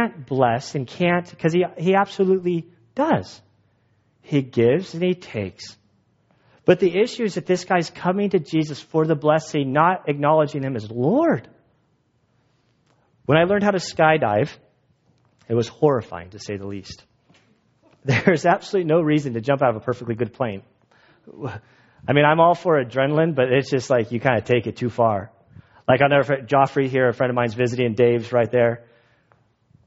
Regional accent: United States; As an American Christian

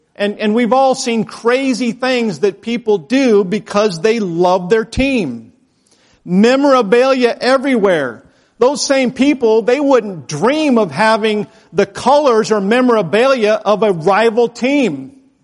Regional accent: Idaho, United States; moved away; I'm from Idaho

